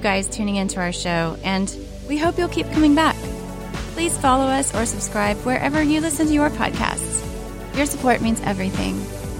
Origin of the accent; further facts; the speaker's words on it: the South, United States; accent: southern; I was raised in the South.